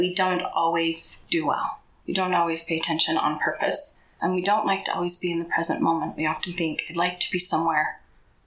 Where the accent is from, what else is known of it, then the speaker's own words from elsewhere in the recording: Cache Valley, Utah, United States; I am a Utah native. I was born and raised in Cache Valley.